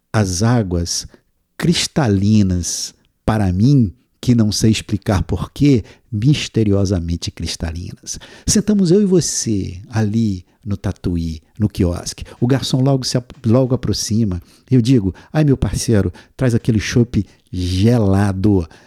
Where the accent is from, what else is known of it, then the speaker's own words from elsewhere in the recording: Castro Alves, Bahia, Brazil; Meu avô, no interior da Bahia, do lugar onde eu nasci, e olha que eu nasci numa pequena cidade do interior chamada Castro Alves